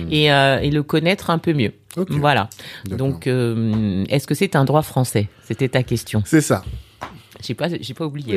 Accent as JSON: {"language": "French", "country": "France", "tie": "born or raised there", "also_born_or_lived": "Burkina Faso / Lyon, France / Paris, France", "moved": "as an adult", "lives_now": "Abidjan, Côte d'Ivoire", "said": "je suis née en France. D'accord. J'ai vécu une petite partie de, mon enfance en Afrique. Ensuite, je suis rentrée en Au France"}